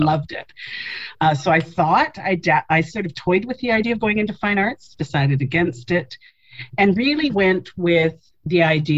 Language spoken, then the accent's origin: English; Winnipeg, Manitoba, Canada; also born or lived in Saskatchewan / Halifax; I was born in Winnipeg